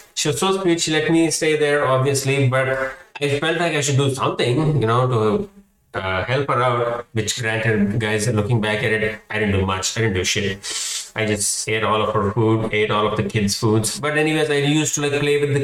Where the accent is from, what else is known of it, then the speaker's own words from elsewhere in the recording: India; moved away as an adult; now in United States; growing up in India